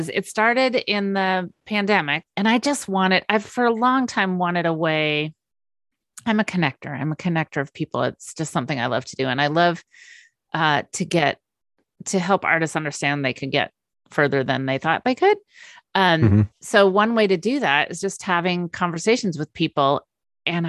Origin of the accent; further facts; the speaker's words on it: Napa Valley, California, United States; also born or lived in London; growing up in the Napa Valley